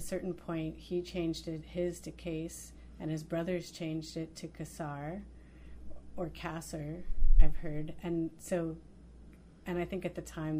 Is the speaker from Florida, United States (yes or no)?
yes; South Florida, United States; I grew up in South Florida